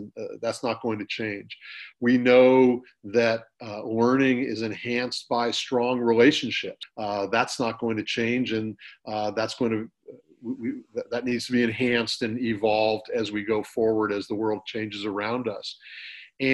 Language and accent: English; Northern California, United States; also born or lived in San Diego; I grew up in Northern California.